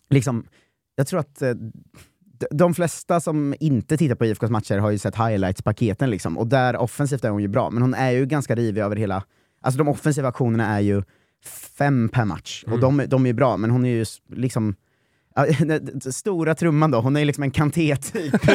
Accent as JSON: {"language": "Swedish", "town": "Norrköping", "region": "Östergötland", "country": "Sweden", "said": "jag, jag ser ju vad som håller på att hända här och jag är från Norrköping, jag ska fan ta det här framåt."}